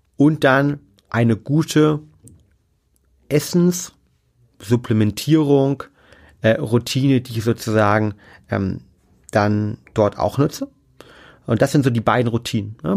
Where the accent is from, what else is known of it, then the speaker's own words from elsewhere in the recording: Germany; bei uns in Deutschland